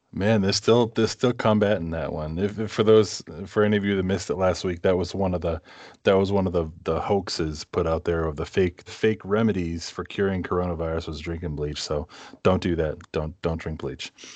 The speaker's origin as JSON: {"language": "English", "region": "Massachusetts", "country": "United States", "tie": "born or raised there", "moved": "as an adult", "lives_now": "Minnesota, United States", "said": "growing up in New England"}